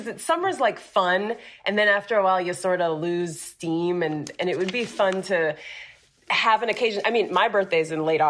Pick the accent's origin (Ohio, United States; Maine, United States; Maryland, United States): Ohio, United States; Cleveland; now in Florida, United States; I'm from Cleveland.